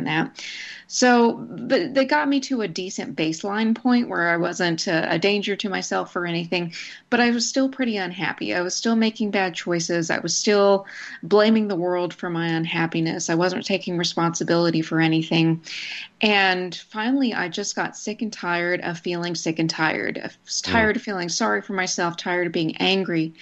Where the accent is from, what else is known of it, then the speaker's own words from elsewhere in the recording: Snyder, Texas, United States; I grew up in Snyder, which is a town in rural West Texas.